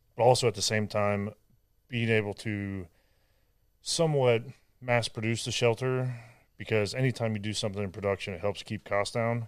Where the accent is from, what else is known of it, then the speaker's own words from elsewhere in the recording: Ohio, United States; moved away as an adult; also born or lived in San Diego; now in Texas, United States; I'm from Ohio